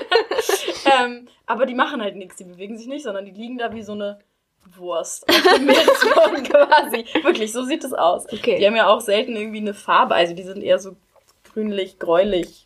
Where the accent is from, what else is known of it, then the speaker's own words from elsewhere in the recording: Schleswig-Holstein, Germany; also born or lived in Oldenburg; now in Kiel, Germany; Ich komme auch ursprünglich aus Schleswig-Holstein